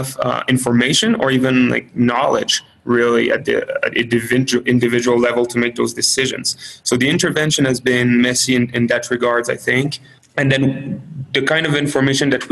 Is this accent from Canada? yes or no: yes; Canada; now in United States; I'm Canadian